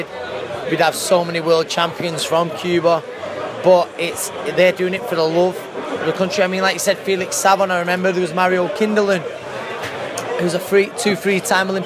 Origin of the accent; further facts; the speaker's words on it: Manchester, North West England, United Kingdom; It's I think it's how we're bred up here.